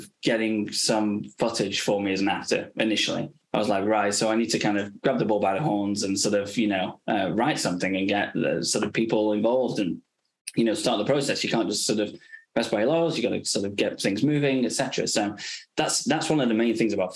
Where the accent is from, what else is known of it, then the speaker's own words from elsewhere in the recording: England, United Kingdom; also born or lived in Los Angeles, United States; I was sort of obviously being English, you know, you sort of grow up with the NHS